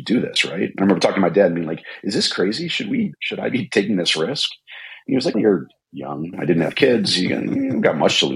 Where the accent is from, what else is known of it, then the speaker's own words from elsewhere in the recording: Midwest, United States; we're both from the Midwest